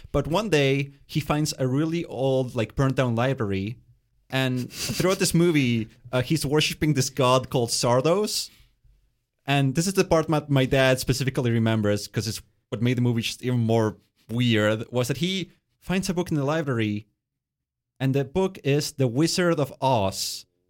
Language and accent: English; Winnipeg, Manitoba, Canada; also born or lived in Argentina; growing up in Winnipeg, you know, uh, lots of, uh, immigrant families coming, my, myself included